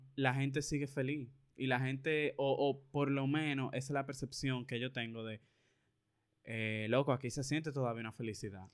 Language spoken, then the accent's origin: Spanish; Dominican Republic; aquí fue donde yo nací, donde yo tengo todas mis cosas, mi familia de aquí